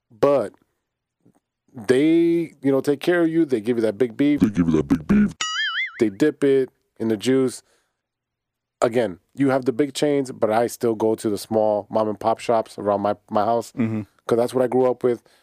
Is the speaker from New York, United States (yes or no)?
no; Chicago, Illinois, United States; I'm from Chicago.